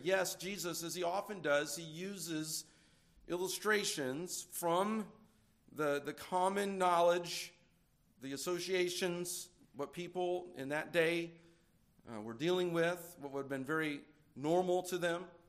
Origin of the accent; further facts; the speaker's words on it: California, United States; now in Indiana, United States; I'm from California